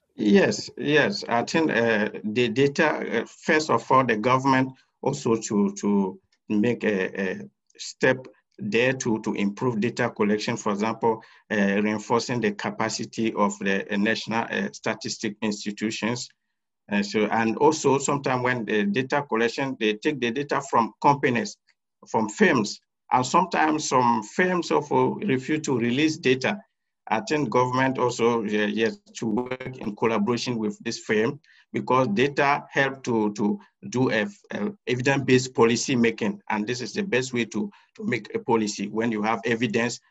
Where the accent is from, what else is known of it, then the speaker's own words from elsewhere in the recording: Côte d’Ivoire; moved away as an adult; now in Istanbul, Turkey; I am from Cote d'Ivoire. I did my first degree in economics and master's in economics in Cote d'Ivoire